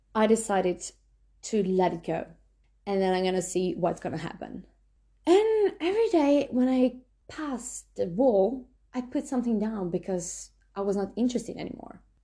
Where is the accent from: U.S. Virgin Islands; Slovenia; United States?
Slovenia; now in New Zealand; I'm from Slovenia.